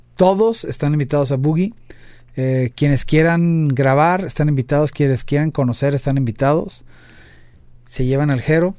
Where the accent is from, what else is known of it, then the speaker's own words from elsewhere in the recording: Mexico; somos cuatro mexicanos